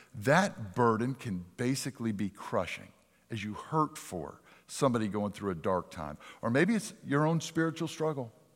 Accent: Pennsylvania, United States; moved away; my hometown of Pennsylvania

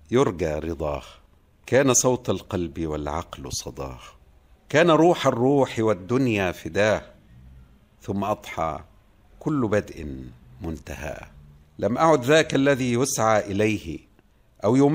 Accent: coast, Egypt; نحن أبناء الساحل تستهوينا الإسكندرية وليس القاهرة على أني أكرهت على الذهاب إلى القاهرة

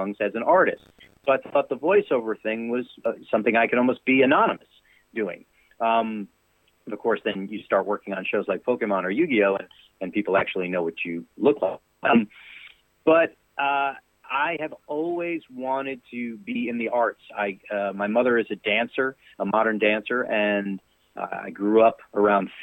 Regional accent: New York City, New York, United States; moved away as an adult; now in Nashville, United States; I'm born and raised in New York City, and I love it. I'll always be a Brooklyn boy

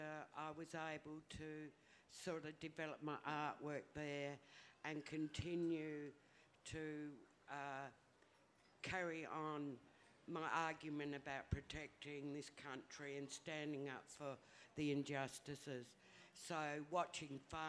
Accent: Mount Gambier, South Australia, Australia; also born or lived in Millicent / Port Lincoln / Adelaide / Wanilla; I was born in Millicent down in the southeast. So the Coorong and all that and Salt Creek has been part of my life. But I grew up in Mount Gambier, went to Port Lincoln as a kid, went to school there

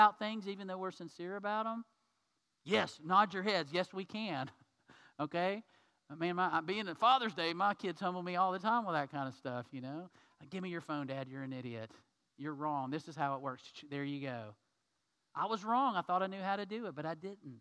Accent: United States; as an American man

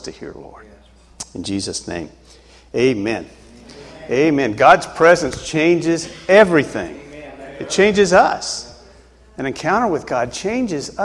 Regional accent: Tennessee, United States; moved away as an adult; now in New Hampshire, United States; I grew up in Tennessee, and that's a good state to be in, Tennessee. Anyway, so I grew up there and went through school, and I lived there until I was about 39 years old when I moved to New Hampshire.

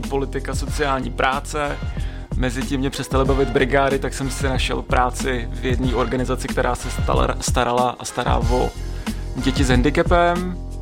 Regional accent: Roudnice nad Labem, Ústí nad Labem Region, Czechia; also born or lived in Budyně nad Ohří / Prague; Já jsem se narodil v Roudnici, takže žádná naplava

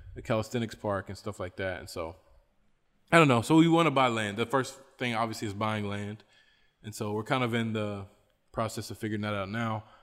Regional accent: West Virginia, United States; I'm from West Virginia

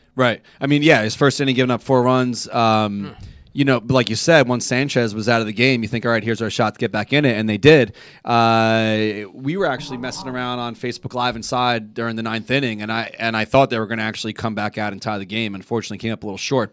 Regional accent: New York, United States; I'm a New Yorker through and through. I love where I live

